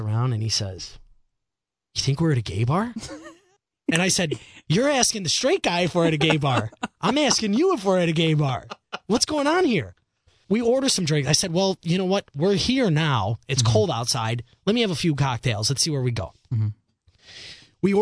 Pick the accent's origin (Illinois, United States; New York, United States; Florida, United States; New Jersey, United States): Illinois, United States; Chicago; I'm from Chicago